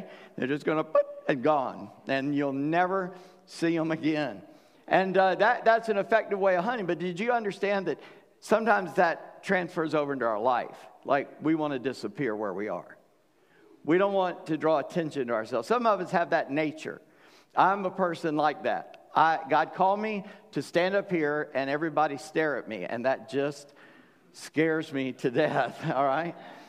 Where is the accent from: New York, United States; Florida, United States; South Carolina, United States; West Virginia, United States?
South Carolina, United States; Charleston; now in Virginia, United States; I said, I'm from South Carolina. He said, where are you from? I said, Charleston. He said, you don't talk that way.